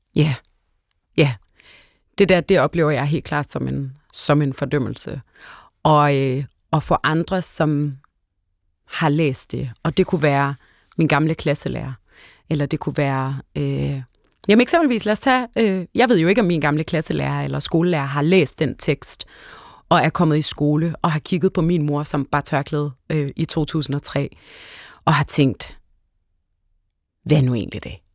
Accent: Hellerup, Capital Region of Denmark, Denmark; jeg voksede op ude i Hellerup

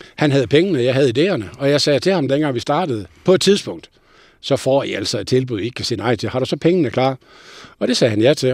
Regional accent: North Jutland, North Denmark Region, Denmark; jeg er jo nordjyde

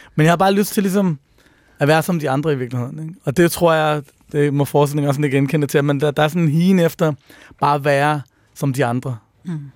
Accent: Copenhagen, Capital Region of Denmark, Denmark; der, hvor jeg voksede op, som er på Nørrebro i 90'erne

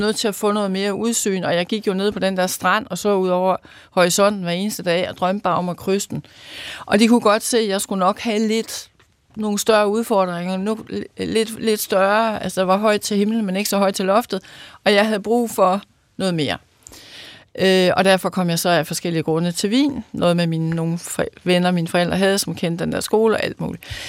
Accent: Løkken, North Denmark Region, Denmark; født, født og opvokset i Lykken

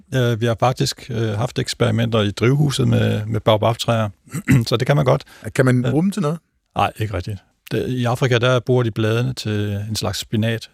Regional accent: North Jutland, North Denmark Region, Denmark; moved away; min far han dyrkede faktisk juletræer. Jeg kommer fra en lille gård oppe i Nordjylland

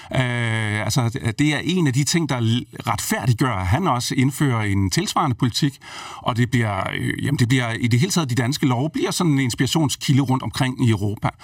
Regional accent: Brejning, Southern Denmark, Denmark; et sted, hvor jeg er vokset op øh, i Brejning mellem Vejle og Fredericia

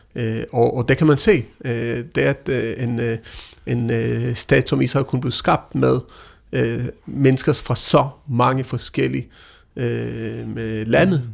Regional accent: Denmark; Danmark, øh, vores land, vi anser os selv som danskere

